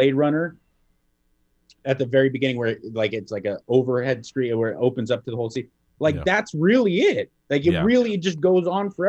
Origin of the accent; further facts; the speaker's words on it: Kentucky, United States; You know, I'm from Kentucky. I'm a big boy.